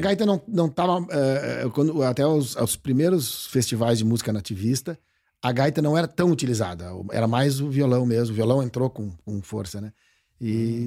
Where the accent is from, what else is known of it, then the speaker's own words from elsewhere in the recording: Porto Alegre, Rio Grande do Sul, Brazil; moved away as an adult; now in Barra do Ribeiro, Brazil; Eu nasci em Porto Alegre mesmo